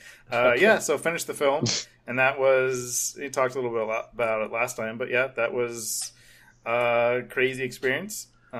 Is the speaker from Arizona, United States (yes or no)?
no; Hollywood, California, United States; even though we weren't really like big wigs, but you know, we're from Hollywood